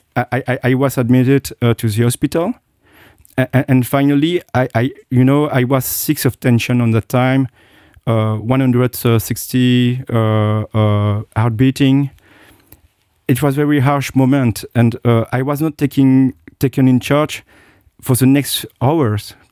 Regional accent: Belgium; moved away as an adult; also born or lived in Japan / United States / United Kingdom; now in Luxembourg; I was born in Asia, and I look like, uh, uh, uh, an Asian, and I do not realize it, you know? I grew up in Belgium

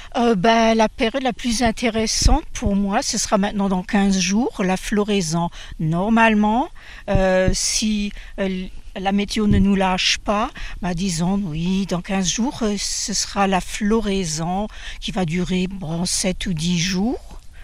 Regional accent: Luxembourg; je suis luxembourgeoise

